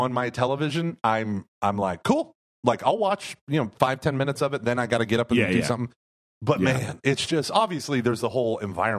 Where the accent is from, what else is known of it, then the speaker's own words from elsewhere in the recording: Houston, Texas, United States; Well, we are from Houston.